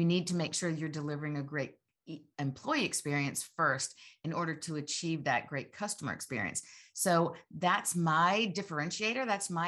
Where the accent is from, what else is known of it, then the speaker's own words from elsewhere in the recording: Georgia, United States; Gosh, I'm a Georgia girl. I grew up in Georgia and really feel so fortunate